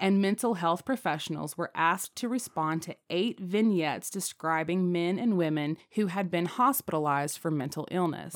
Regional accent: Appalachia, United States; as an Appalachian myself

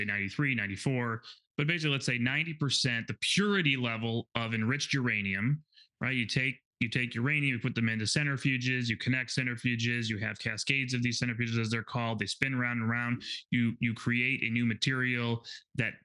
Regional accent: Chicago, Illinois, United States; I'm from Chicago

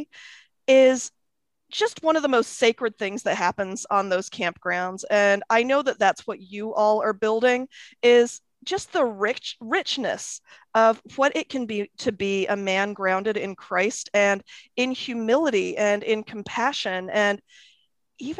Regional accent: Akron, Ohio, United States; also born or lived in England; I was born in England. We came to Akron, Ohio when I was a toddler. And so I grew up in the Midwest

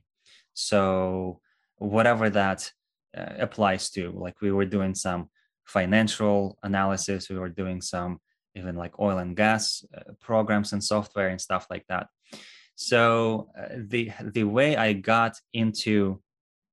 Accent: Russia; moved away as an adult; now in United States; originally, I am from Russia, born and raised there.

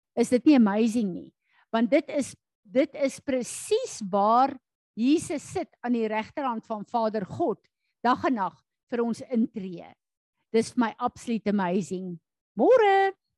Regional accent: South Africa; ons is Suid-Afrikaners

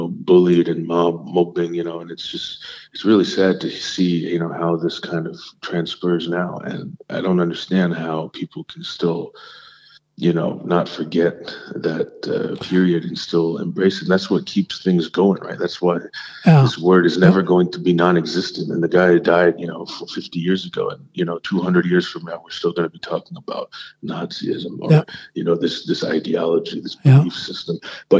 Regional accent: South India, India; Basically, I'm South Indian.

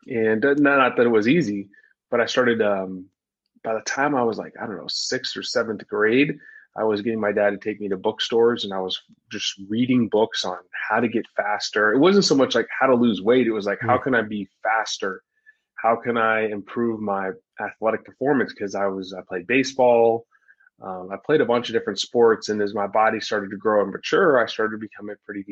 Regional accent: Dallas, Texas, United States; I grew up in Dallas, Texas, and I was an overweight kid

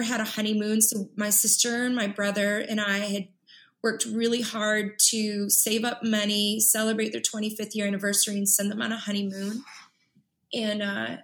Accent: Chicago, Illinois, United States; I'm from Southside Chicago

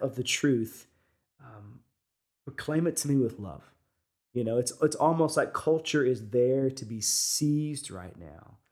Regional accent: United States; being American, is, is we all come from different parts of the world

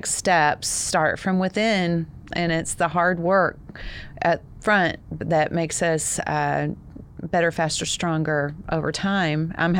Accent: Texas, United States; accent: Texas; That's my Texas accent.

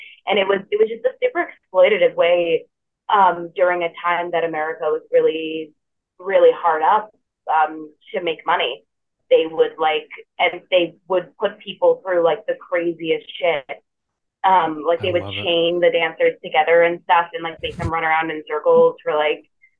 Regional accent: New York, United States; I'm from New York

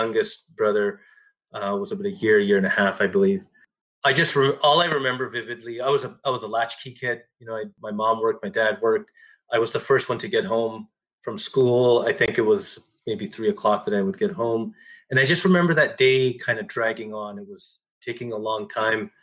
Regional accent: Ontario, Canada; I was born here in Canada.

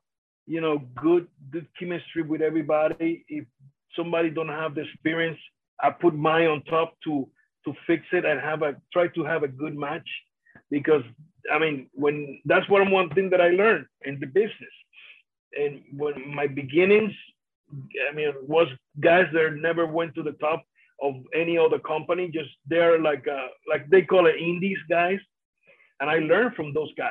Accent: Vega Alta, Puerto Rico; first language Spanish; English is a second language; that's my hometown, in where I born, in where I went to the schools

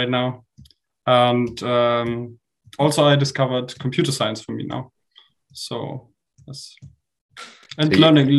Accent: Munich, Bavaria, Germany; I'm from Munich, as already mentioned, and I'm studying physics at the Technical University of Munich.

